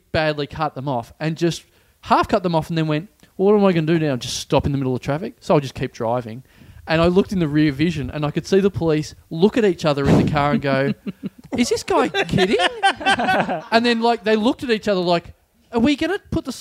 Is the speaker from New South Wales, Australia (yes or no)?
no; Maryborough, Victoria, Australia; also born or lived in Ballarat; now in Melbourne, Australia; I come from Maribor